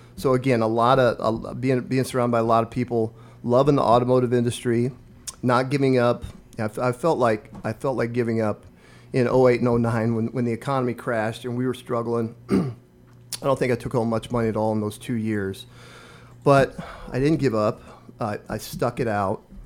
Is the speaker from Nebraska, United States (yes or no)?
yes; Omaha Indian Reservation, northeast Nebraska, United States; moved away as an adult; now in Lincoln, United States; I grew up on the Omaha Indian Reservation in northeast Nebraska